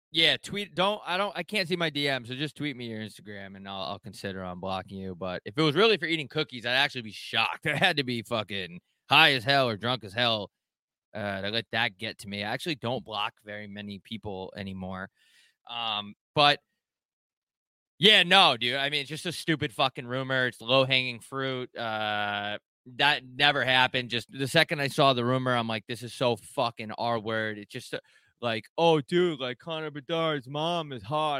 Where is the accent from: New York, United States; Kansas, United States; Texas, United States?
New York, United States; I'm from New York, not upstate New York